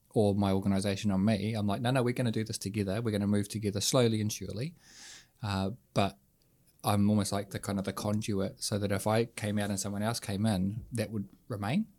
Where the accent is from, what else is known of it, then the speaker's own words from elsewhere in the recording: Hutt Valley, Wellington, New Zealand; from the Hut